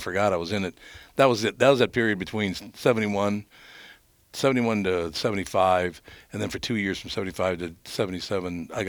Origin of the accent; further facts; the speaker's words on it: Minneapolis, Minnesota, United States; I grew up in North Minneapolis